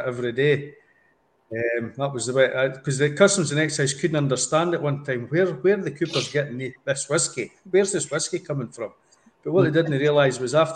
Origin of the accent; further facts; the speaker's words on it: Scotland, United Kingdom; I'm a Scotsman